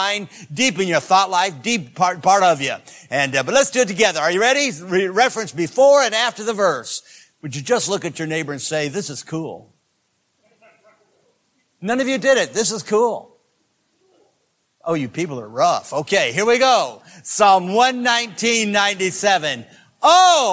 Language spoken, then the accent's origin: English; Greenville, South Carolina, United States; I'm from Greenville, South Carolina